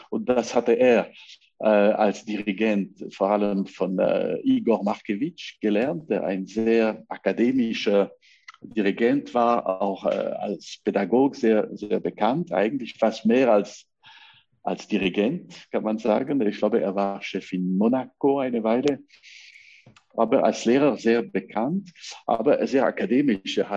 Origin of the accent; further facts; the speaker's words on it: La Chaux-de-Fonds, Neuchâtel, Switzerland; also born or lived in Lausanne; ich bin in, äh, in Lausanne geboren, aber kam nach La Chaux-de-Fonds mit äh, sechs Jahren alt, habe ich praktisch äh, meine ganze Schulzeit dort gelegt.